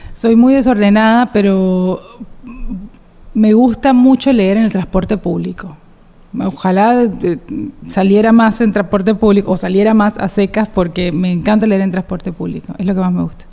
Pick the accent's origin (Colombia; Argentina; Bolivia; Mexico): Colombia; Cartagena, Bolívar; como buena cartagenera